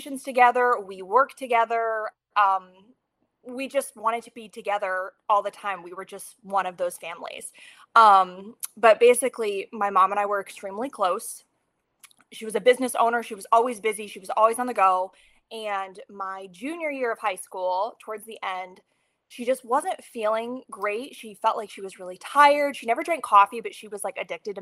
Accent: Ohio, United States; moved away as an adult; also born or lived in New York City, New York; now in Stillwater, United States; I'm originally from Ohio. Right out of high school, I moved to New York City

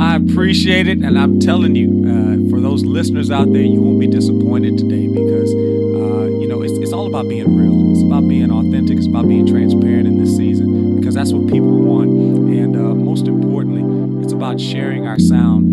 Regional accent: Louisiana, United States; I'm from the Bayou State

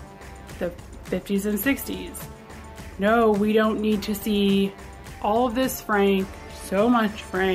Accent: Australia; I'm from Australia

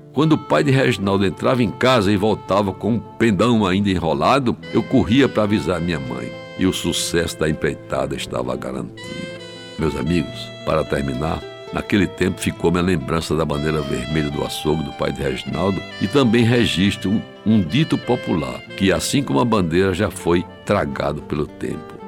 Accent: João Pessoa, Paraíba, Brazil; cresci em Jaguaribe

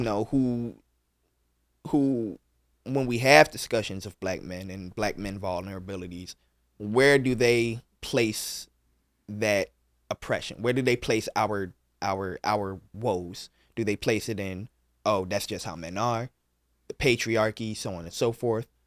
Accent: Philadelphia, Pennsylvania, United States; me growing up in North Philly

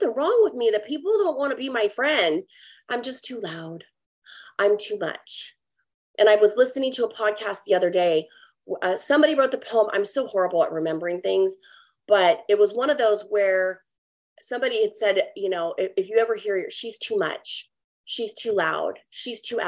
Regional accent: California, United States; moved away as an adult; also born or lived in Oregon; now in Texas, United States; I was born and raised in California, lived there for 38 years

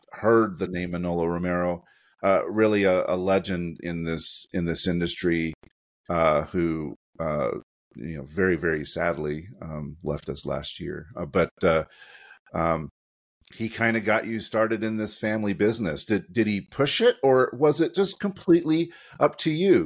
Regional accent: Utah, United States; also born or lived in Sandy, Utah; the University of Utah, which is my hometown. I'm joining from Sandy, Utah

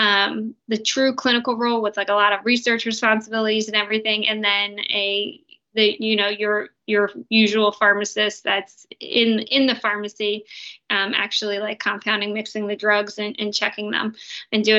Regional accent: New Jersey, United States; I'm from New Jersey

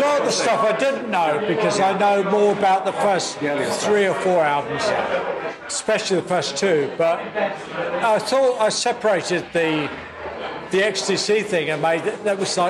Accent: Portsmouth, South East England, United Kingdom; right, I'm from Portsmouth.

